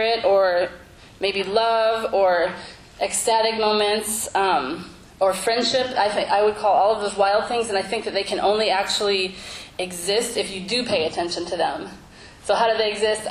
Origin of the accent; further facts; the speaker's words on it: Central Illinois, United States; we grew up in Central Illinois together